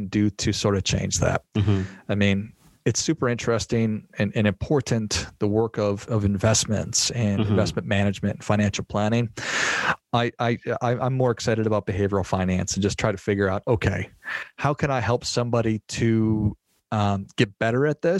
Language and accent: English; Minnesota, United States; moved away as an adult; also born or lived in Arizona; I grew up in Minnesota